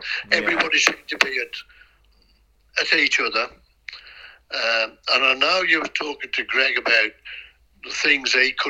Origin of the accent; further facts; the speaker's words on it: Wolverhampton, West Midlands, United Kingdom; I'm from Wolverhampton